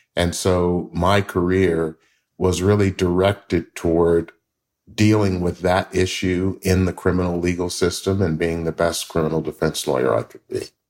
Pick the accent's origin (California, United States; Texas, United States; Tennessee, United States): Tennessee, United States; Memphis; I grew up in Memphis, Tennessee